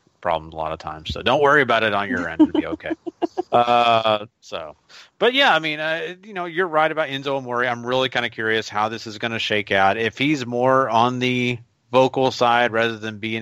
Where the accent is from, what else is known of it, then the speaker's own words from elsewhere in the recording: Texas, United States; accent: Texan; I am from Texas and talk like I'm a Texan